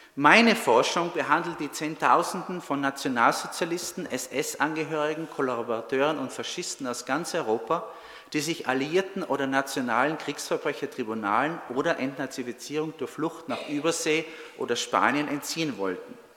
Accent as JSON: {"language": "German", "region": "North Tyrol", "country": "Austria", "tie": "born or raised there", "also_born_or_lived": "Trento, Italy", "moved": "as an adult", "lives_now": "United States", "said": "ich bin Tiroler, bin in Nordtirol geboren, habe 15 Jahre in Südtirol gelebt und gearbeitet als Zeithistoriker"}